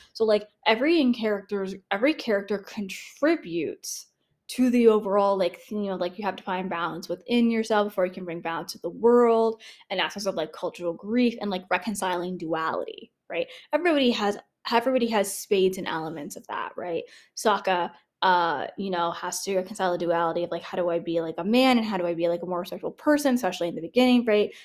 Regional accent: Canada; I'm Canadian

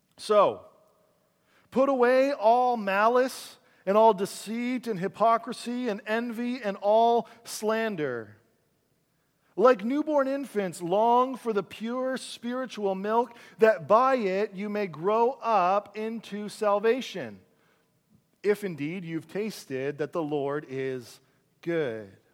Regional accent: Caledonia, Ontario, Canada; I grew up in a town called, uh, Caledonia, Ontario.

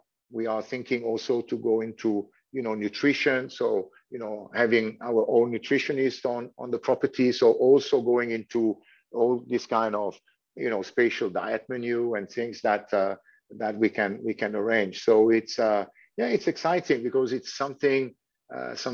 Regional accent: Switzerland; first language French; English is a second language; moved away as an adult; also born or lived in Thailand; now in Phuket, Thailand; I'm from Switzerland. So, I'm, you know, from a quite, you know, young age, we're familiar to hear, you know, foreign language, you know, because I mean, French is my mother tongue

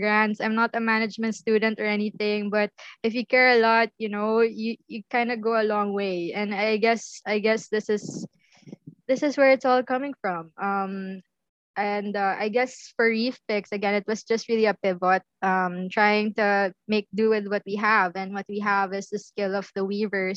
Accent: Manila, Metro Manila, Philippines; I was from Manila.

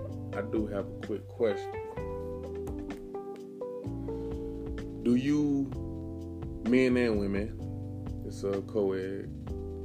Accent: St. Louis, Missouri, United States; moved away; go to St. Louis, see my family. It's my hometown.

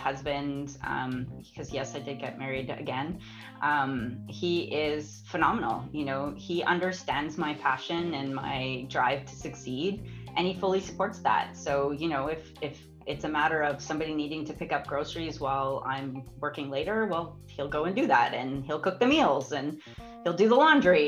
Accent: Alberta, Canada; I was born and raised in Alberta

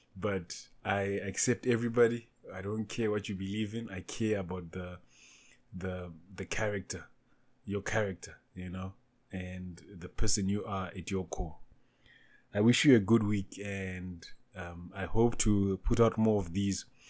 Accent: Zimbabwe; also born or lived in Namibia; now in South Africa; I was born in Zimbabwe. I reside in South Africa. Uh, stayed in Namibia before

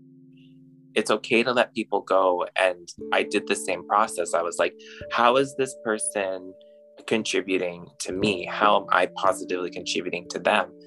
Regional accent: Alberta, Canada; moved away as an adult; also born or lived in Toronto; So I grew up and I was born and raised in Alberta

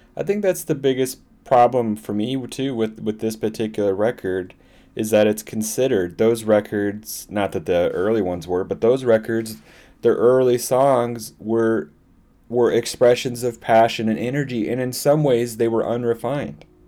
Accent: Iowa City, Iowa, United States; also born or lived in Dublin; I was born in Iowa City

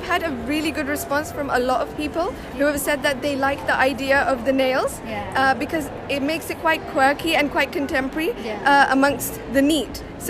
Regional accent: Leicester, East Midlands, United Kingdom; Yes, that's correct.

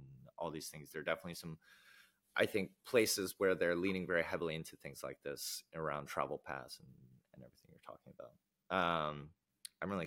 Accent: United States; I can speak as an American, in the US at least

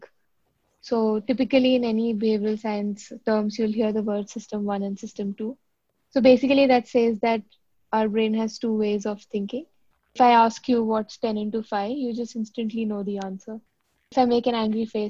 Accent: Delhi, India; moved away as an adult; also born or lived in South India / Mumbai / Bangalore / London; now in Singapore; I grew up in Delhi, did my entire schooling in Delhi. My dad was posted there, but I'm actually from the south of India.

